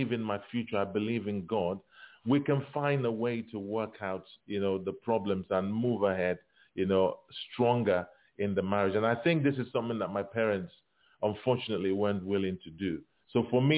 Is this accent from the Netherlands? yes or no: no; Nigeria; growing up in Africa, in Nigeria, there was a lot of expectation, as a child